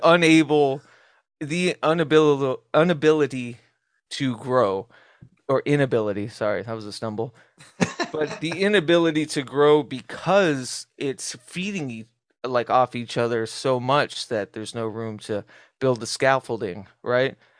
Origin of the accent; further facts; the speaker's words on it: Southwest, United States; as a kid growing up in the Southwest